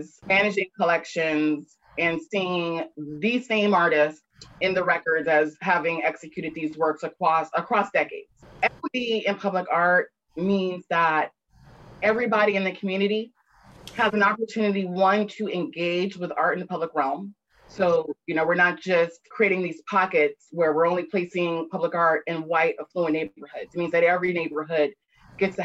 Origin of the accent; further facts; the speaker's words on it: Atlanta, Georgia, United States; I'm born and raised in Atlanta